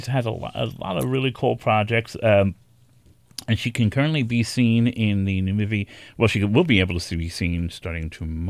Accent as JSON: {"language": "English", "town": "New York City", "region": "New York", "country": "United States"}